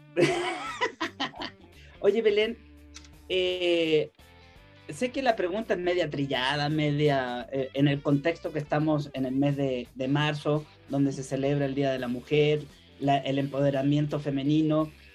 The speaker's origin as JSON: {"language": "Spanish", "country": "Chile", "moved": "yes", "lives_now": "Mexico", "said": "soy chileno"}